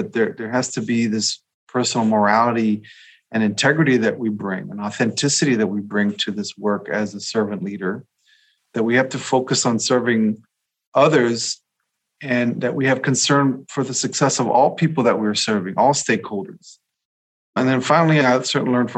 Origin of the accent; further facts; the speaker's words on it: Rio Grande Valley, South Texas, United States; I grew up in South Texas in the Rio Grande Valley along the border